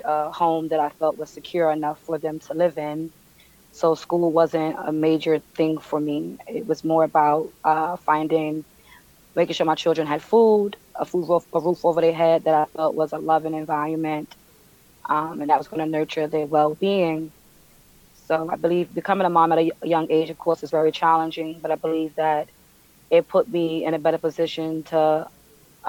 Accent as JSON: {"language": "English", "town": "New York City", "region": "New York", "country": "United States", "tie": "born or raised there", "said": "I'm born and raised in Brooklyn, Bed-Stuy."}